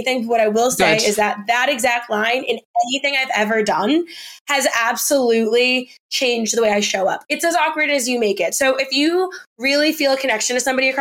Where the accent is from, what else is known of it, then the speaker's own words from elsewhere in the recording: New York City, New York, United States; also born or lived in New Jersey; I'm from New York, but like, kind of, I'm from Jersey, but I grew up in New York City